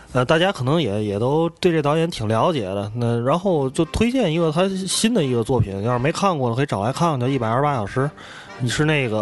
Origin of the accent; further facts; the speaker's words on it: Tianjin, China; 我从小在河北区，我觉得就是在这种，因为天津是一个传统的工业城市嘛，